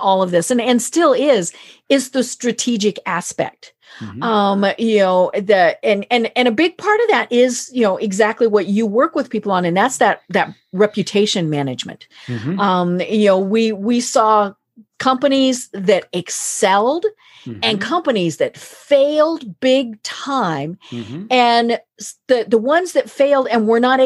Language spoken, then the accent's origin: English; Colorado, United States; I'm from Colorado